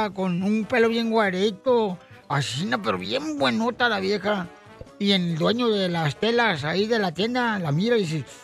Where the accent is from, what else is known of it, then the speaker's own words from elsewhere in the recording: Wasabi, Sinaloa, Mexico; Yo soy de Wasabi, Sinaloa. No sé si conoce Wasabi.